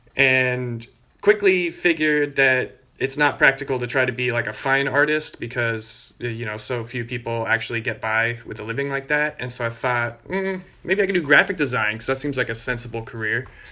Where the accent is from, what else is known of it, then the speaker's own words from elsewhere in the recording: Bay Area, California, United States; also born or lived in Australia; I grew up in the Bay Area in California